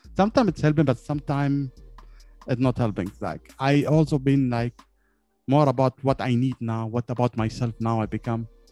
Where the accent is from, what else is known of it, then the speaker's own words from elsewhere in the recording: Yemen; I'm from Yemen